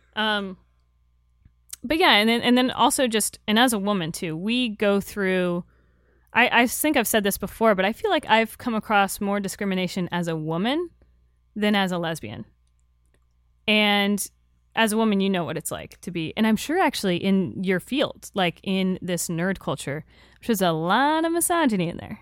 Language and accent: English; Florida, United States; I'm from Florida